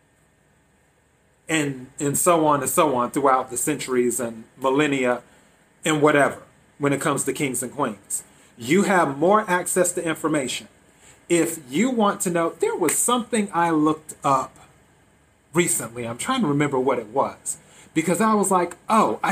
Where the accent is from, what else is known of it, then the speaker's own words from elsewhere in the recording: the Carolinas, United States; moved away as an adult; now in Los Angeles, United States; I'm originally from the East Coast, from the Carolinas